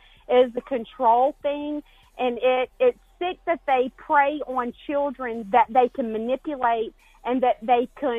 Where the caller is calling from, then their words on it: Alabama, United States; I'm calling in from Alabama